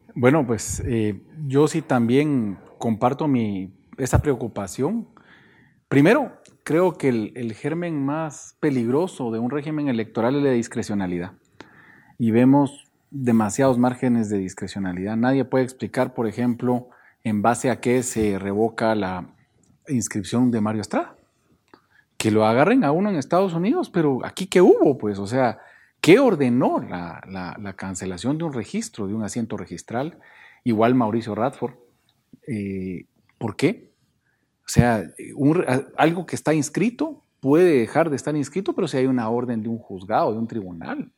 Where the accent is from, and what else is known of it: Guatemala